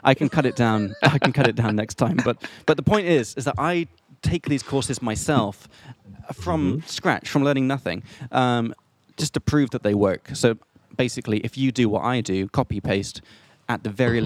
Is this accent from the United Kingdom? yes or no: yes; England, United Kingdom; now in Prague, Czech Republic; I'm from England